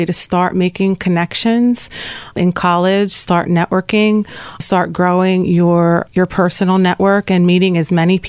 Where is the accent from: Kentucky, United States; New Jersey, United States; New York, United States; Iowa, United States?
New Jersey, United States; I am born and raised in South Jersey and been in this area my whole life.